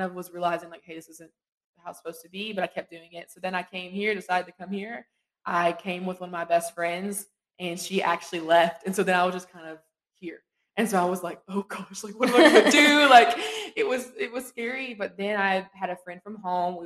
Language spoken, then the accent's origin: English; eastern Kentucky, United States; I'm from Louisiana, Kentucky, so super far east